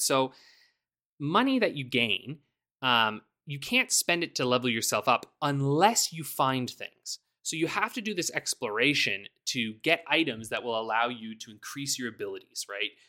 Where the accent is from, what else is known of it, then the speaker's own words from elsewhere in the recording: Canada; I'm Canadian